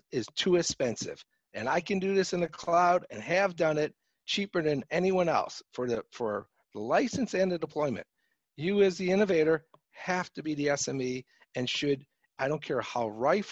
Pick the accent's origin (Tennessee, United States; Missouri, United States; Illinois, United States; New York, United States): Illinois, United States; Chicago; accent: Chicago; my Chicago accent I have